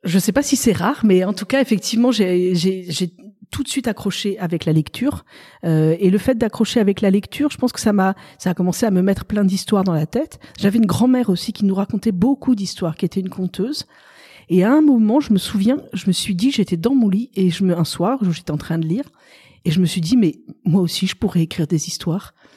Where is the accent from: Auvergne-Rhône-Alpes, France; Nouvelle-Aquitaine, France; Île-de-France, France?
Île-de-France, France; Paris; moved away as an adult; also born or lived in Tulle, Corrèze; now in Lectoure, France; j'ai été élevée à Paris. J'ai vécu euh, bah, jusqu'il y a six ans à Paris